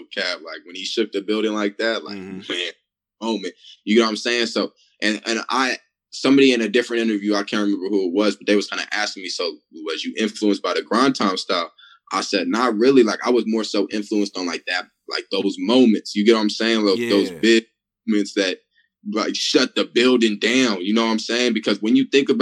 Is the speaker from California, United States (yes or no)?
yes; Sacramento, California, United States; I'm not even from the Bay. Like, I'm from Sacramento.